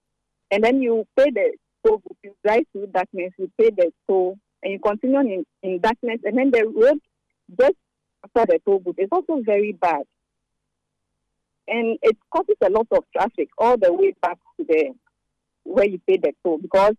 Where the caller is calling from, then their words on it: Sakumono/Kokrobite area, Greater Accra, Ghana; I'm calling from Cedar Cocobite.